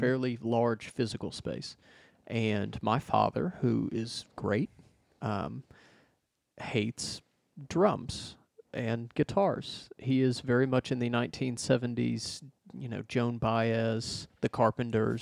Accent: Arkansas, United States; moved away as an adult; I'm from Arkansas originally. Uh, I lived there for thirty-something years.

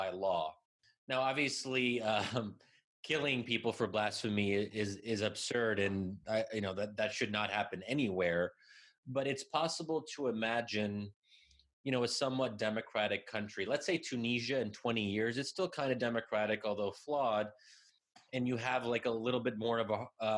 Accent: United States; I'm born and raised in America

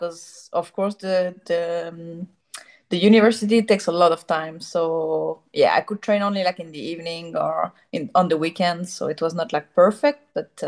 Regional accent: Geneva, Switzerland; English is a second language; I'm from Geneva

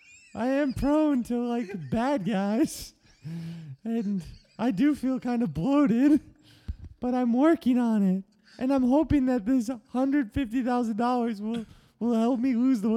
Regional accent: Tennessee, United States; I grew up in Tennessee.

